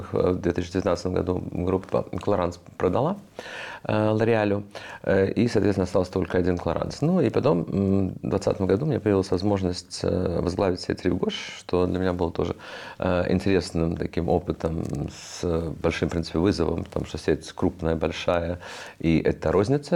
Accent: Riga, Latvia; moved away; also born or lived in United States; я рос тогда в Риге.

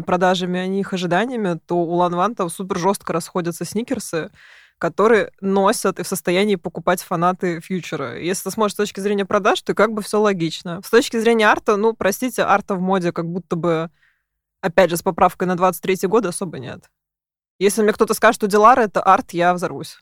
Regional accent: Moscow, Russia; я зажавшийся москвич. И сижу в Москве

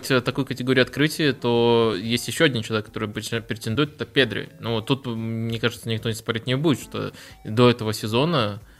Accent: Belarus; как белорус

